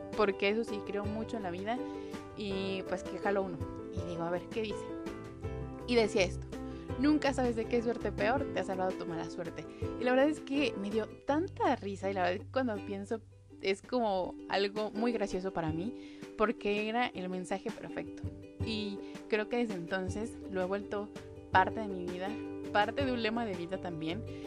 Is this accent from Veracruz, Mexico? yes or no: no; Mexico City, Mexico; soy de Ciudad de México